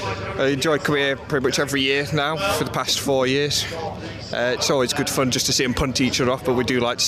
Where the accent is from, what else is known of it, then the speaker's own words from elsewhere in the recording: Sheffield, Yorkshire and the Humber, United Kingdom; I'm from Sheffield.